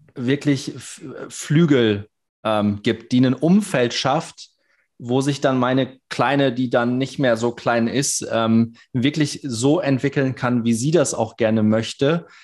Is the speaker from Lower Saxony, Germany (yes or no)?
yes; Cloppenburg, Lower Saxony, Germany; ich bin in Kloppenburg groß geworden